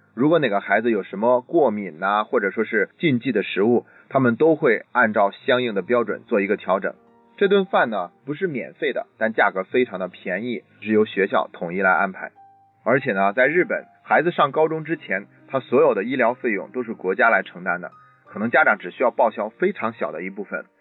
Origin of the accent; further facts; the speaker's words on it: China; 我们以前呢总是觉得日本人个儿比我们矮。但现在呢，日本中学生的平均身高已经超出了我们中国人了。